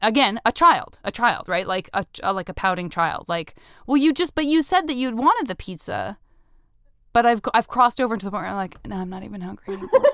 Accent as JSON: {"language": "English", "town": "Tucson", "region": "Arizona", "country": "United States", "tie": "born or raised there", "said": "I'm from Tucson. I'm, it's a one hundred percent a city in which being a teenager means that, like, you just will be driving around"}